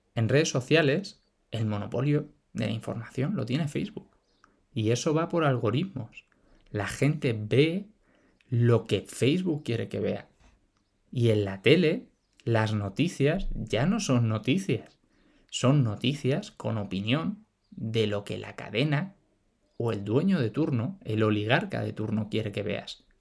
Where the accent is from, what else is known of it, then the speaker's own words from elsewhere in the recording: Spain; Todos somos españoles